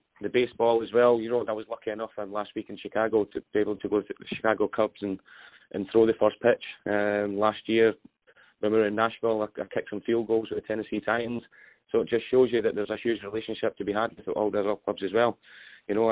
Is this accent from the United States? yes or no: no; Scotland, United Kingdom; I'm a Scotsman